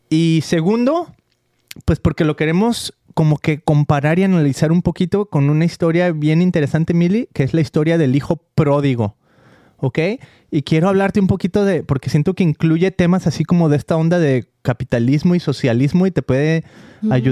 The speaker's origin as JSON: {"language": "Spanish", "town": "Guadalajara", "region": "Jalisco", "country": "Mexico", "said": "que yo soy de Guadalajara, ¿no?"}